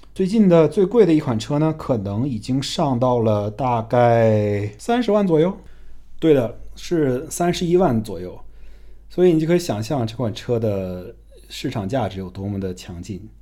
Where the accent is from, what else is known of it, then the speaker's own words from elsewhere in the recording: China; 我们中国人